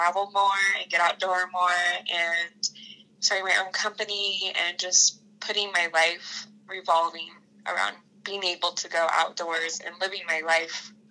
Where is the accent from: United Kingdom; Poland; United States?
United States; Washington; also born or lived in Idaho; So I grew up in Washington and Idaho. So I spent school years in Washington, summers in Idaho